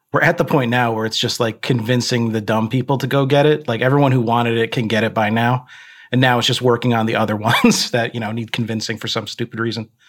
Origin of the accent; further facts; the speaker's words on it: New York City, New York, United States; I grew up in Queens